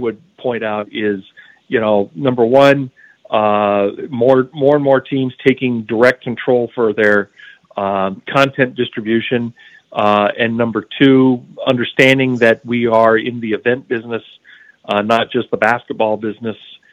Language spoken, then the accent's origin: English; Seattle, Washington, United States; I grew up in Seattle.